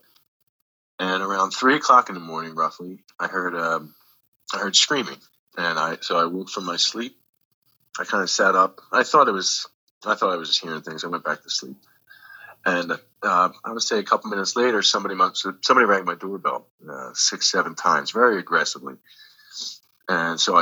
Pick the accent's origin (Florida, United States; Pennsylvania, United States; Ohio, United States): Pennsylvania, United States; Philadelphia; now in New Jersey, United States; originally from Northeast Philadelphia, but I moved to New Jersey in 1993